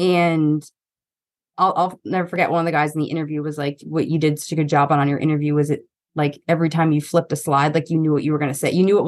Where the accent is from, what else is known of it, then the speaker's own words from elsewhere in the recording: East Coast, United States; No offense to Long Island. I'm from the East Coast. I'm allowed to talk shit.